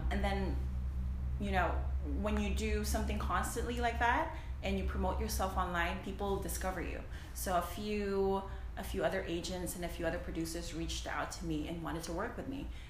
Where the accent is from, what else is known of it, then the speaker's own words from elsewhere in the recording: Philippines; moved away as an adult; So I'm an immigrant, by the way. I grew up in the Philippines. I moved here when I was like 18, 19